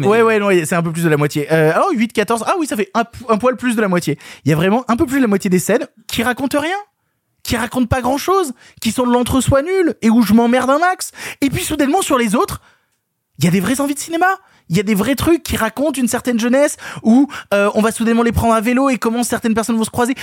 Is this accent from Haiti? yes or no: no; France; en tant que Français